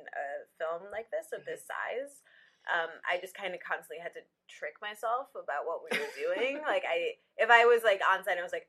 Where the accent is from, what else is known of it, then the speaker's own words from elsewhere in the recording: Evanston, Illinois, United States; I grew up in Evanston, Illinois